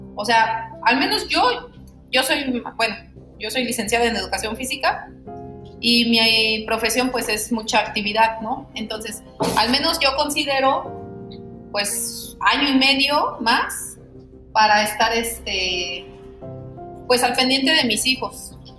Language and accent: Spanish; State of Mexico, Mexico; moved away as an adult; now in Oaxaca, Mexico; soy del Estado de México y actualmente vivo en el Estado de Oaxaca.